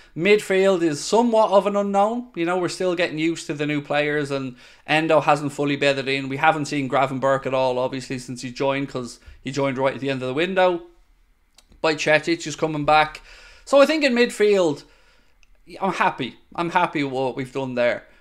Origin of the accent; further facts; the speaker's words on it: Ireland; I'm Irish